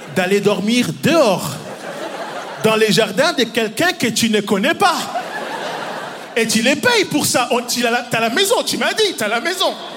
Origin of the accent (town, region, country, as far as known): Neuchâtel, Switzerland; born or raised there; also born or lived in Democratic Republic of the Congo